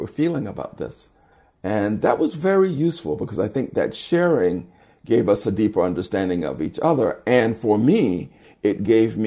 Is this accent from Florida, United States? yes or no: yes; The Florida Panhandle, United States; I was raised in the Deep South during segregation